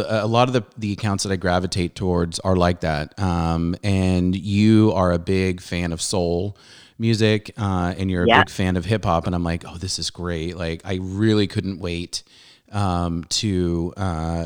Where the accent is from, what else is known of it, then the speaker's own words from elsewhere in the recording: Southern California, United States; also born or lived in Montreal, Canada; I'm from Southern California, but originally I was born in Canada. I was born in Montreal and I did go back for junior high.